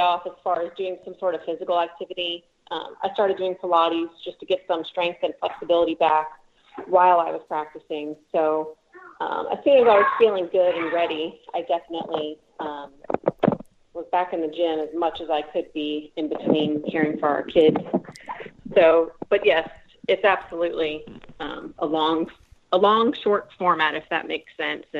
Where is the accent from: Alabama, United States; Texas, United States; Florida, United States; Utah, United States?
Texas, United States; Plano; film it at Plano in front of my hometown.